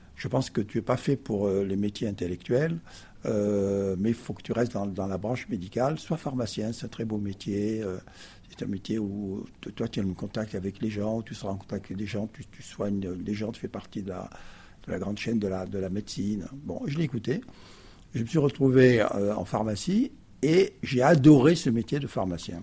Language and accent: French; Perpignan, Occitania, France; moved away as an adult; also born or lived in Paris; je suis arrivé, avec mes 3 ans, dans cette ville du Sud, qui fait que je suis un fils du Sud